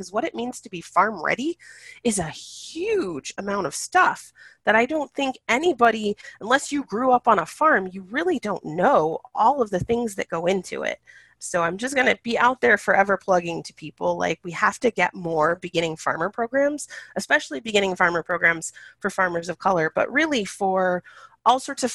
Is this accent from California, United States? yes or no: yes; California, United States; now in Pacific Northwest, United States; I'm originally from California, there are times when I try to keep and cultivate relationships with some of the plants that I grew up seeing as a kid